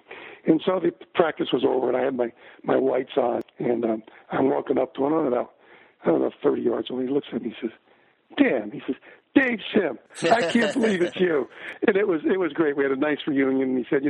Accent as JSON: {"language": "English", "town": "Paterson", "region": "New Jersey", "country": "United States", "tie": "born or raised there", "also_born_or_lived": "Fair Lawn, New Jersey", "said": "Grew up in Paterson, New Jersey. I was born in Paterson, New Jersey. Kind of a place to be, nice place to be from. It wasn't the most beautiful. It was kind of a ghetto. And I was a ghetto kid."}